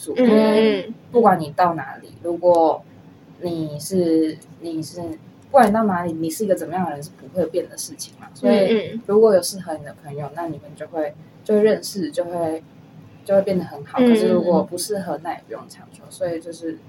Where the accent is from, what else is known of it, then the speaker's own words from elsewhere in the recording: Kaohsiung, Taiwan; moved away as an adult; 因为我是高雄人